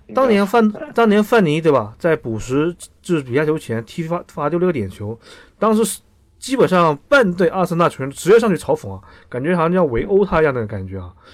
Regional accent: Shenzhen, Guangdong, China; 我在深圳出生长大，对吧？我说我支持深圳队二十多年

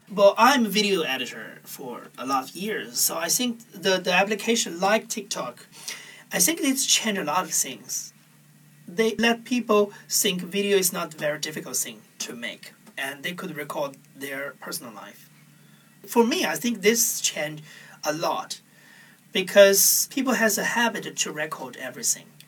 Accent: Huainan, Anhui, China; in the middle of China, called Huainan is a very small town in Anhui province.

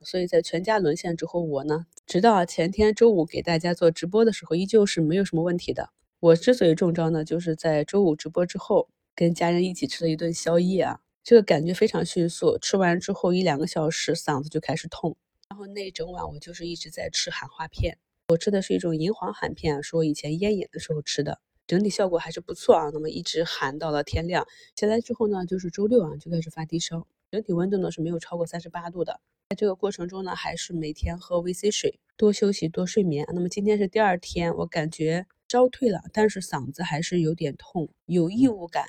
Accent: Qingdao, Shandong, China; now in Beijing, China; 就像我的家乡青岛啊

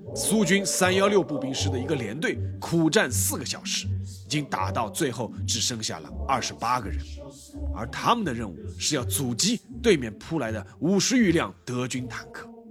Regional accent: China; 我们中国人

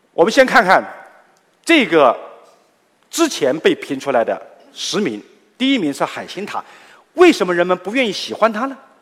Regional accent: Guilin, Guangxi, China; now in Guangzhou, China; 来自我的家乡桂林

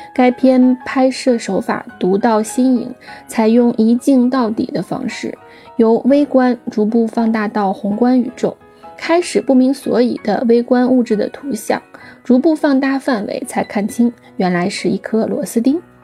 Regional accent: Shaanxi, China; 由于我是陕西人

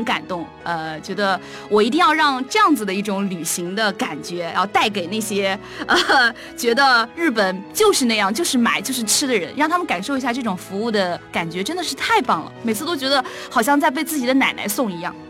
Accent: Nanjing, Jiangsu, China; 因为我是南京人

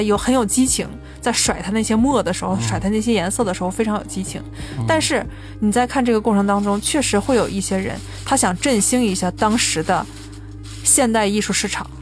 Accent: China; 我们中国人

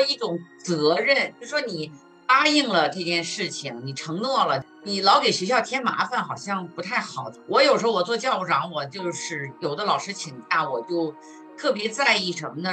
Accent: Hebei, China; now in Greater Washington area, United States; 我是来自中国河北的，教中文大概有十五六年了吧

